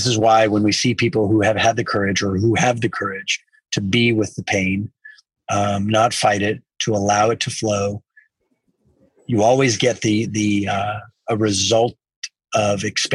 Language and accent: English; South Texas, United States; I grew up in South Texas